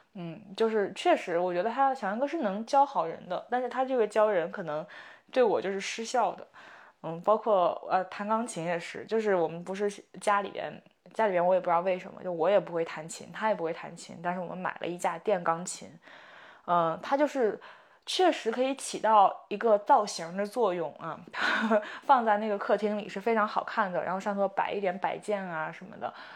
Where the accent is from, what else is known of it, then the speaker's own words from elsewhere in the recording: Shandong, China; now in Beijing, China; 但其实在山东的话，我们说年过完，就最终这个年过完是要到二月二龙抬头嘛